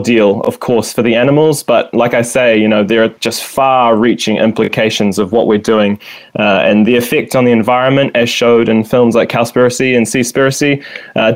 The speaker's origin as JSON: {"language": "English", "town": "Kaikohe", "region": "Northland", "country": "New Zealand", "tie": "born or raised there", "said": "I grew up in Te Tai Tokero, the far north, or the mid-north you could say, in a little valley called Otoa, just outside of Kaikohe."}